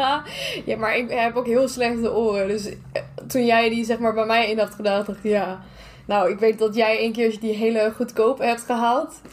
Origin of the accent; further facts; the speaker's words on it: Germany; moved away; als Duitser